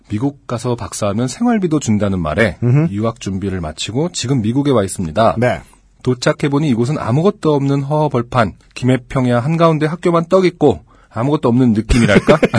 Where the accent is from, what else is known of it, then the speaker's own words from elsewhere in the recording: South Korea; now in United States; 나 한국에서 왔다.